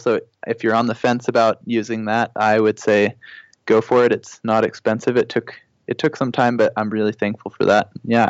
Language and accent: English; California, United States; also born or lived in Nebraska; So I was born in Nebraska. My dad was doing his surgery residency there, but they're both from California. So I'd say if I had to say somewhere that I'm from other than Kajabi, probably California.